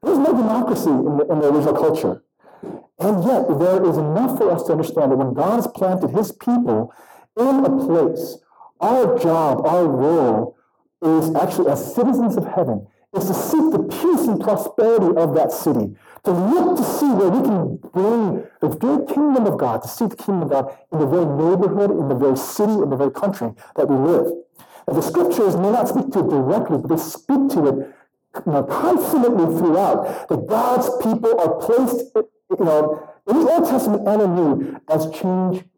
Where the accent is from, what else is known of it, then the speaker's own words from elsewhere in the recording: South Korea; now in United States; I was born in South Korea, but I was naturalized. And so I'm a citizen of the United States.